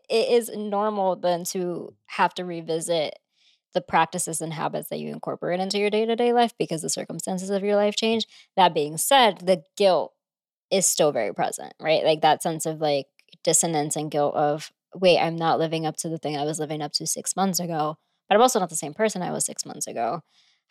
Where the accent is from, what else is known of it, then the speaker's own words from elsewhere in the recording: New York, United States; moved away as an adult; also born or lived in Portland; now in Connecticut, United States; I grew up in New York, so it was where I had lived for 20 something years of my life